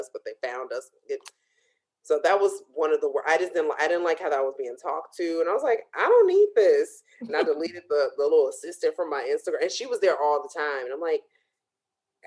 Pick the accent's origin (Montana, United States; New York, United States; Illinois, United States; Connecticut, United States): Illinois, United States; Chicago; moved away; we're both from Chicago, back home